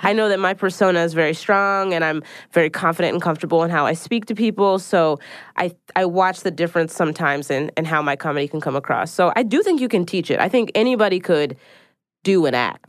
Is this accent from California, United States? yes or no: no; Philadelphia, Pennsylvania, United States; now in New York City, United States